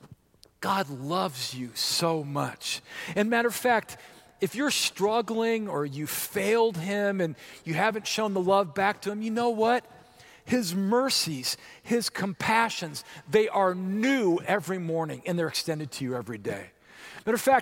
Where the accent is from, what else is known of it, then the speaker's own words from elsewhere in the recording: Orange County, California, United States; moved away as an adult; also born or lived in Santa Monica, California; now in Wichita, United States; the house I grew up in Orange County, California